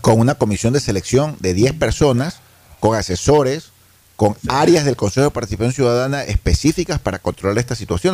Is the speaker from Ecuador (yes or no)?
yes; Ecuador; como ecuatorianos